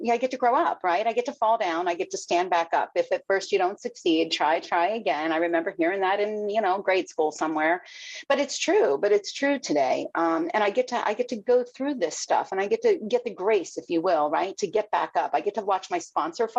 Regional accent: Fort Lauderdale, Florida, United States; also born or lived in Miami; now in Sebastian, United States; I grew up down in Fort Lauderdale, man. I'm four generations growing up in Miami

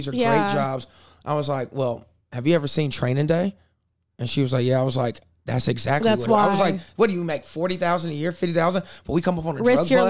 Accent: South Carolina, United States; moved away; also born or lived in Louisiana; I'm like South Carolina.

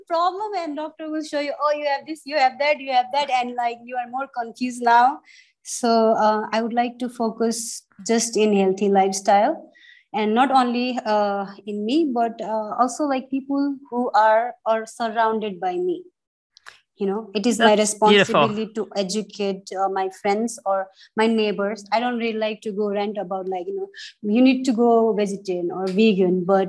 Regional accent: Kathmandu, Bagmati, Nepal; also born or lived in Kalaya; And when I was growing up in Kathmandu, since I am newer, I started eating a lot of buffalo meat

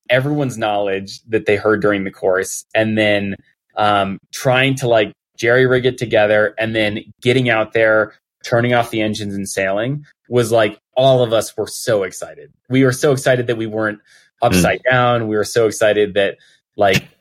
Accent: Colorado, United States; growing up in Colorado and not really being near the ocean at all

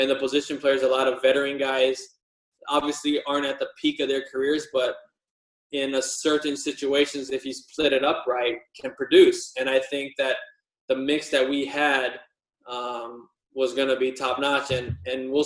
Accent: Wailuku, Hawaii, United States; moved away as an adult; also born or lived in California; growing up in Maui, a little state in Hawaii

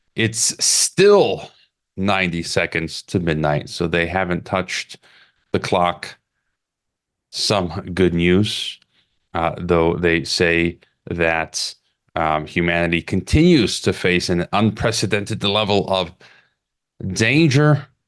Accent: Illinois, United States; now in Mexico; my, my home state, I-, Illinois

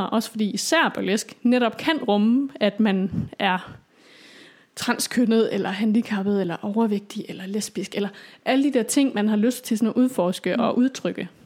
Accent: Aalborg, North Denmark Region, Denmark; also born or lived in Copenhagen; flyttede jo så hjem til Aalborg

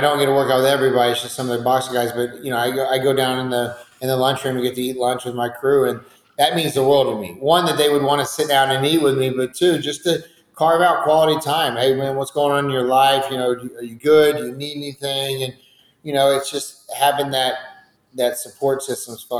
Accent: Georgetown, Texas, United States; now in San Antonio, United States; I grew up in Georgetown, right down the street in Austin

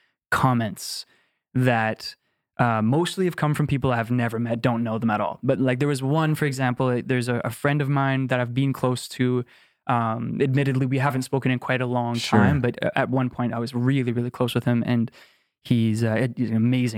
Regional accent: Canada; And I'm so grateful to be, have grown up in this incredible country.

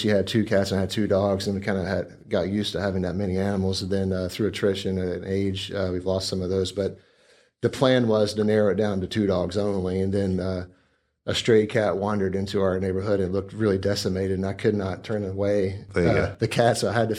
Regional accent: West Virginia, United States; moved away as an adult; also born or lived in North Carolina; And moved to West Virginia at an infant age. Lived there until I went through college. Graduated there from, I guess I moved when I was 23 years old.

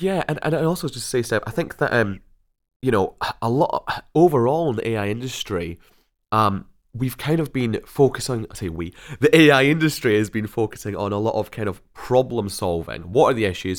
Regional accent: Scotland, United Kingdom; firmly back in Scotland from where I hail.

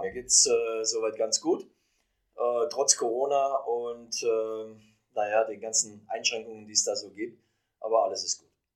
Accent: Löwenstein, Baden-Württemberg, Germany; moved away; in Löwenstein bei Heilbronn, Baden-Württemberg, wo ich aufgewachsen bin

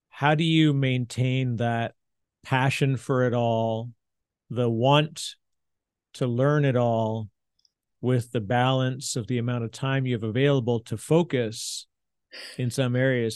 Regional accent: Canada; now in New Jersey, United States; I'm the Canadian in Jersey, in New Jersey

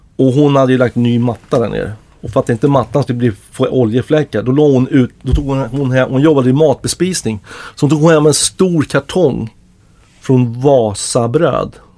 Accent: Stockholm, Stockholm County, Sweden; under hela min uppväxt liksom i norra Ängby

